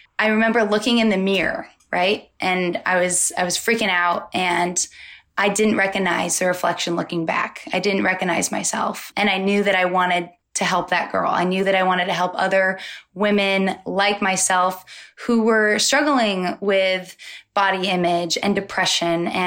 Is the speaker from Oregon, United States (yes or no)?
yes; Molalla, Oregon, United States; I'm from Portland, Oregon, but I'm actually from a small town about 40 minutes south of Portland. It's called Molalla. It's a really small country town. And I grew up in the boonies outside of Molalla